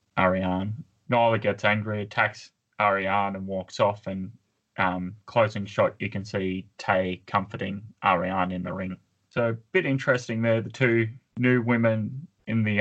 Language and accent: English; Australia; being an Australian male